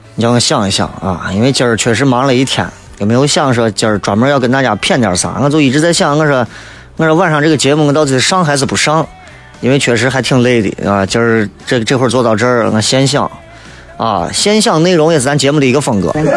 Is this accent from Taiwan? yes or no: no; China; 我们中国人